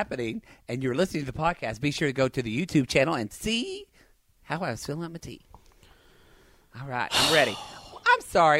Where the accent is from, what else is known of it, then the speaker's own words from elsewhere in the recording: Oklahoma, United States; moved away; I'm from Oklahoma too.